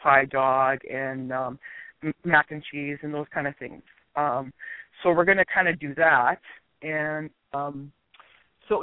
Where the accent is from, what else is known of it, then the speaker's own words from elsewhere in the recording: Canada; I'm from Canada